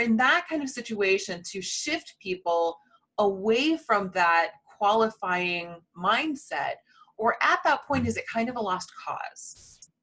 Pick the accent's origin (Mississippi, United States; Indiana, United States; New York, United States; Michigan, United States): Indiana, United States; My fellow Hoosier